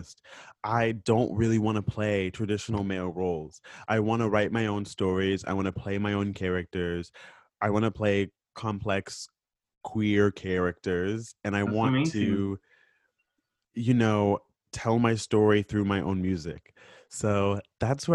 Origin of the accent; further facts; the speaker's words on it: Florida, United States; I'm from Florida